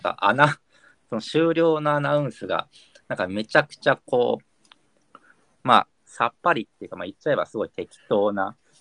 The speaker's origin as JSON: {"language": "Japanese", "region": "Kyushu", "country": "Japan", "tie": "born or raised there", "moved": "yes", "lives_now": "Tokyo, Japan", "said": "九州出身"}